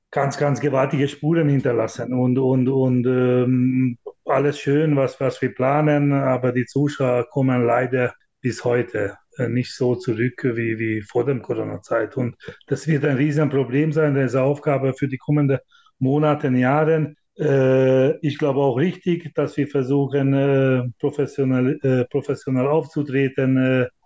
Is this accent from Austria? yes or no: no; Hungary; German is a second language; now in Germany; ich komme aus Ungarn, da kenne ich sehr gut, da wird 90 Prozent alles vom Staat finanziert